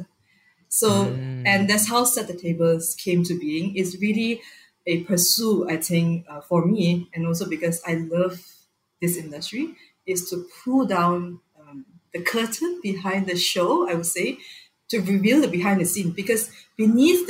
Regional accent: Malaysia; I'm Malaysian

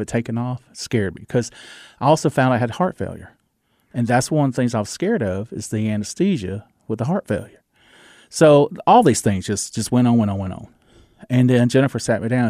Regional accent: the South, United States; accent: Southern; my Southern accent

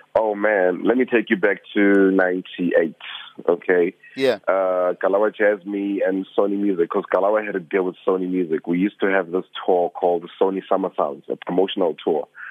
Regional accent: Soweto, Gauteng, South Africa; I'm just a kid from Soweto.

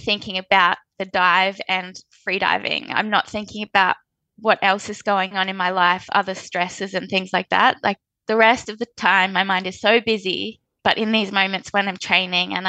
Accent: Australia; As an Australian freediving athlete

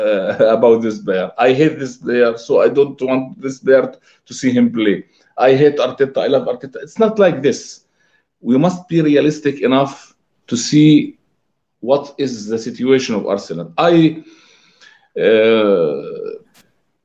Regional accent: Palestine; I'm from Palestine.

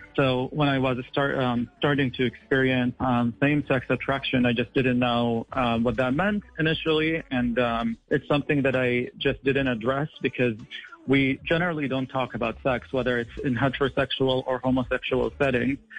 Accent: Qatar; moved away as an adult; now in San Francisco, United States; I was born and raised in Qatar, and I left Qatar in 2011 to complete my medical training in the United States.

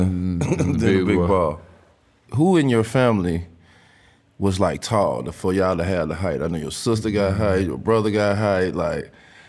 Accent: East St. Louis, Illinois, United States; I'm from East St. Louis

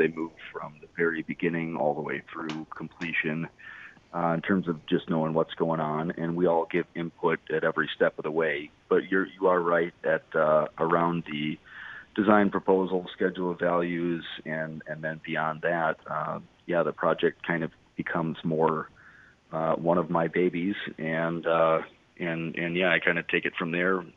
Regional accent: Port Washington, Wisconsin, United States; I went to high school in Port Washington

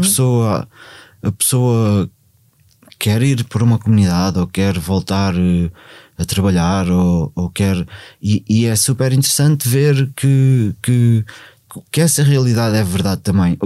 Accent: Portugal; comecei a ir a Cruz, onde eu, onde eu cresci

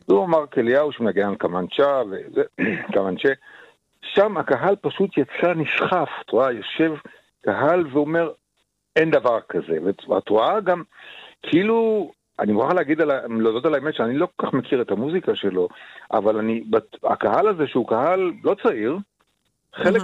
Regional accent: Israel; גדלנו בארץ על המסורת הזאת

